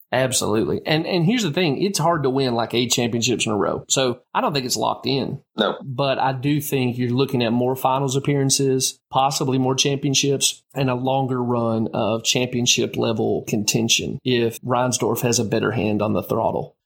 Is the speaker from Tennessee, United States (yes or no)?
yes; Tennessee, United States; the University of Tennessee in my home state